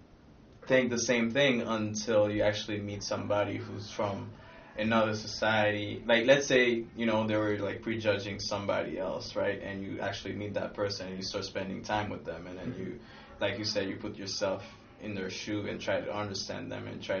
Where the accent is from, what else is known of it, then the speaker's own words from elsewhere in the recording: Haiti; moved away; coming from Haiti